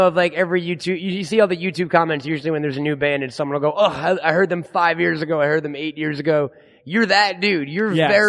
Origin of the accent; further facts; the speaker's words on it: New York, United States; I'm from New York and we had Hot 97.